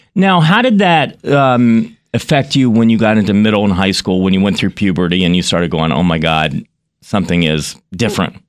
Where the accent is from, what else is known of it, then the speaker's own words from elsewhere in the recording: Graham, North Carolina, United States; I grew up um, a couple hours away from you in, in, uh, Graham, North Carolina